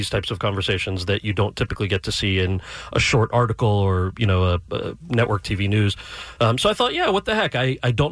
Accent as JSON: {"language": "English", "country": "United States", "said": "as an American"}